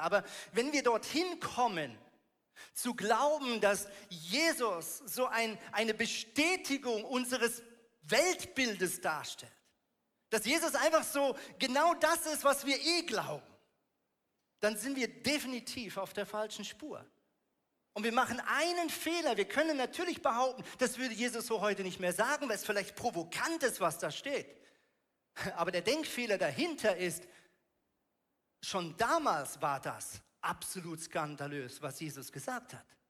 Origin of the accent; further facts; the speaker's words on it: Switzerland; Ich komme aus der Schweiz